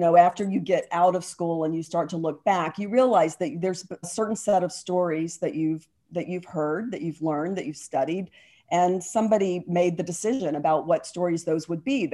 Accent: Atlanta, Georgia, United States; I grew up in Atlanta, and the movie business that is there now wasn't there then

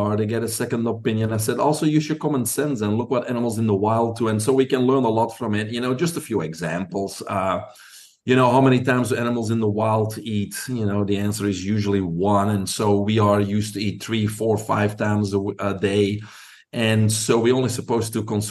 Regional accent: Belgium; moved away; Your listeners probably can pick up an accent. I'm originally from Belgium

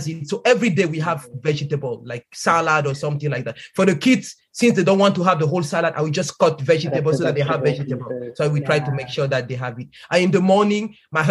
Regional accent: Cameroon; moved away; I grew up in Cameroon

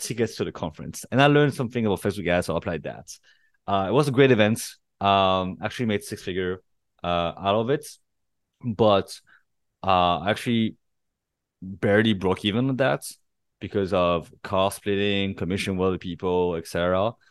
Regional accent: Paris, Île-de-France, France; moved away as an adult; also born or lived in Santa Barbara, California, United States; now in Bangkok, Thailand; I was born and raised in Paris and, uh, but I'm Chinese

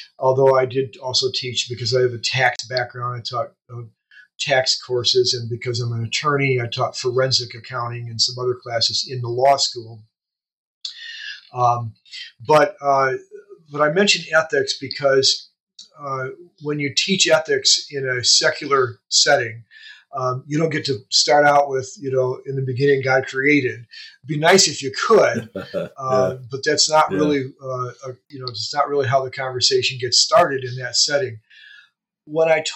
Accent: Michigan, United States; my background is that I'm from Michigan. I've grown up in Michigan

